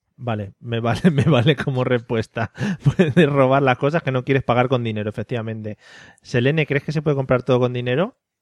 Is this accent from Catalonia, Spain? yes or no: no; a village in Toledo, Castilla-La Mancha, Spain; somos de Toledo, somos de Toledo, un pueblo de Toledo